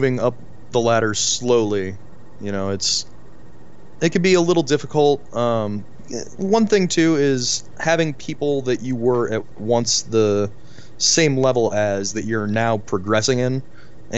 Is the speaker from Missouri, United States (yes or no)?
yes; St. Louis, Missouri, United States; now in Denver, United States; I'm St. Louis boy, born, raised a little bit deeper in St. Louis, moved out to the county as I got older